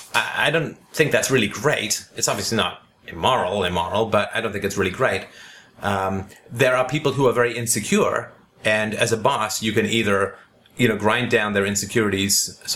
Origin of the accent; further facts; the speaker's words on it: the Bible Belt, United States; I grew up in the Bible Belt and was very religious at a young age.